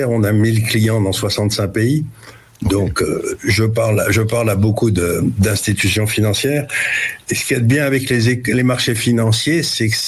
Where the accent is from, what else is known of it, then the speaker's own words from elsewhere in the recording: Syria; born there; c'est pour ça que je suis né en Syrie